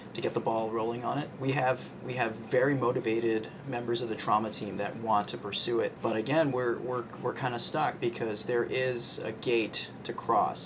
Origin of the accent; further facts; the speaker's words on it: New York City, New York, United States; moved away as an adult; also born or lived in Western Massachusetts; now in Massachusetts, United States; I was born and raised in New York City